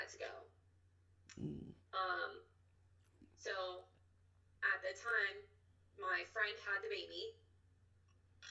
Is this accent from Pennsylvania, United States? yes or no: yes; Pittsburgh, Pennsylvania, United States; also born or lived in Charleroi, Pennsylvania; I'm from Pittsburgh, Pennsylvania